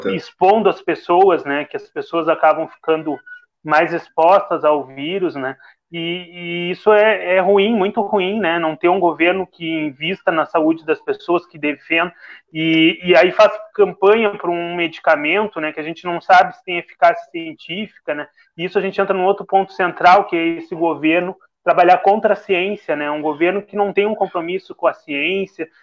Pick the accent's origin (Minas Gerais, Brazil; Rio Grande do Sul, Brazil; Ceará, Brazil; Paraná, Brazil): Rio Grande do Sul, Brazil; Rio Grande; Eu sou do interior, a Darlene também é, eu sou lá da Quinta